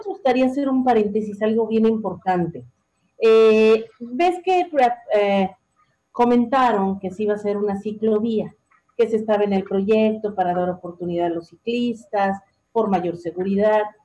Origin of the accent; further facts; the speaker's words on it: Mexico; somos los mexicanos